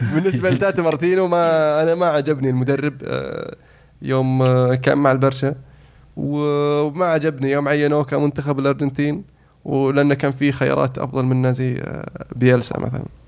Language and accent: Arabic; Saudi Arabia; انا سعودي